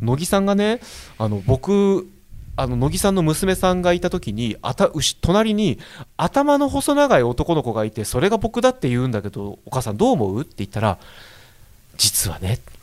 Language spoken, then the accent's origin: Japanese; Tokyo, Japan; 同じ大田区